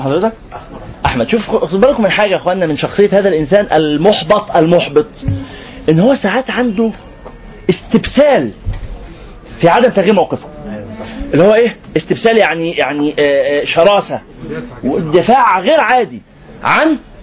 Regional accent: Egypt; إحنا برضو كمصريين

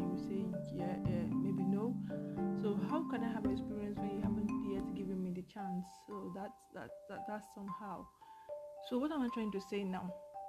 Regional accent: Nigeria; I came from Nigeria, so you took me here

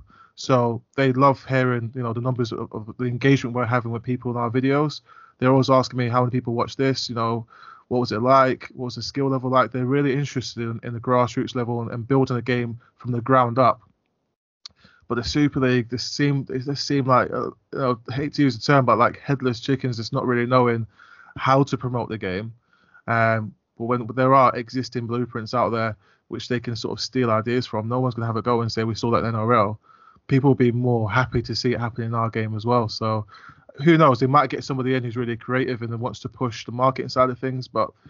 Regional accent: London, United Kingdom; And I grew up in North London, so Ali Pally, where they play the World Darts Championships, I used to drive past it on the way to school all the time on Boswell Hill.

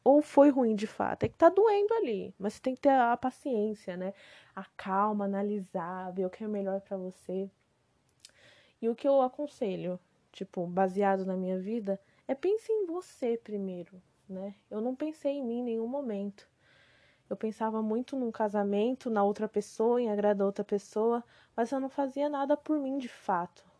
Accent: Macaíba, Rio Grande do Norte, Brazil; moved away; Eu nasci no Rio Grande do Norte, né, numa cidadezinha chamada Macaíba

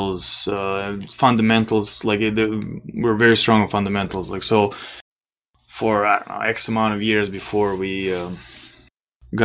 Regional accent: Belgrade, Serbia; moved away; I'll speak for Belgrade, for my hometown

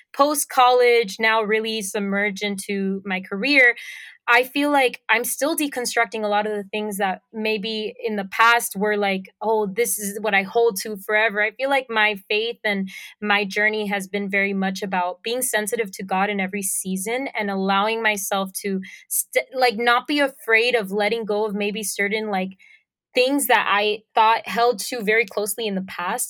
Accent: Puerto Rico; accent: Puerto Rican; moved away as an adult; also born or lived in Miami, Florida; now in Florida, United States; lived in Puerto Rico most of my life, um, so I have a very strong Puerto Rican accent.

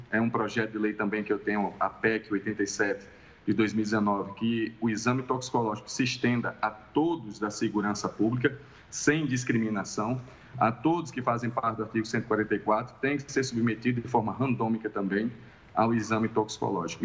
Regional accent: Northeast Region, Brazil; no Nordeste, de onde eu sou

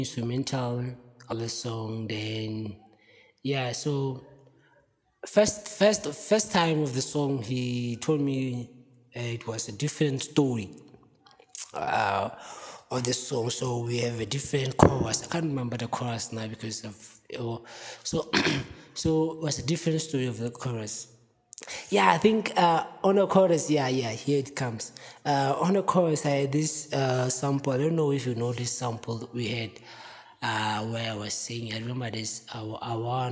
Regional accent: Free State, South Africa; So I grew up in Vergeredevlei in a township called Tebong

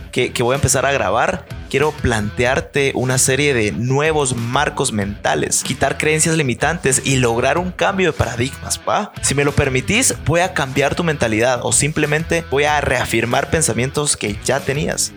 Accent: Guatemala; Yo nací en Guatemala en 1995 no hagas la mate, tengo 23 años actualmente y pues me crié en una familia maravillosa

